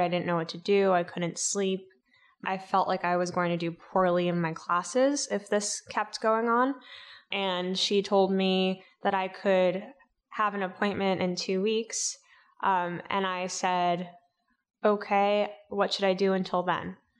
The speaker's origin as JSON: {"language": "English", "town": "New York City", "region": "New York", "country": "United States", "tie": "born or raised there", "said": "I grew up in Staten Island, New York, my parents are first generation immigrants."}